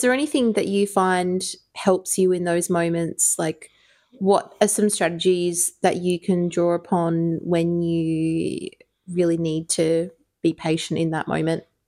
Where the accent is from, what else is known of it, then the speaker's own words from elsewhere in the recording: Ireland; I grew up in Ireland